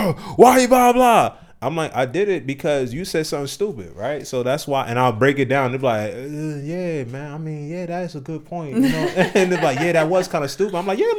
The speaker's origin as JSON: {"language": "English", "town": "Ewing", "region": "New Jersey", "country": "United States", "tie": "born or raised there", "said": "Yeah, so I grew up in Jersey, in New Jersey. So the area where I was in, it's called Ewing, and it's like basically in Trenton, New Jersey."}